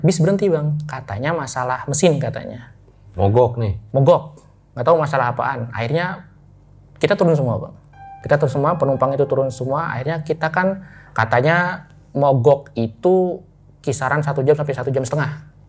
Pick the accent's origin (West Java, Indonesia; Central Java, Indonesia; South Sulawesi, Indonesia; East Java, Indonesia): Central Java, Indonesia; Jepara; born or raised there; moved away as an adult; also born or lived in Jakarta